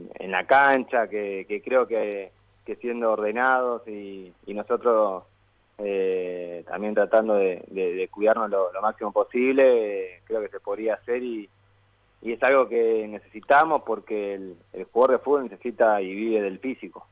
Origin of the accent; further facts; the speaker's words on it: Buenos Aires, Argentina; yo nací acá, acá en el barrio, y, y bueno, vivo ahora, vivo a siete cuadras del Parque Saavedra